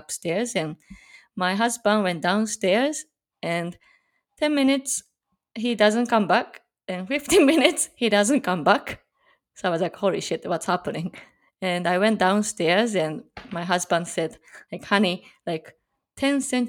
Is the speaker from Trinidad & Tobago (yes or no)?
no; Japan; also born or lived in Chicagoland, Illinois, United States; now in Chicago, United States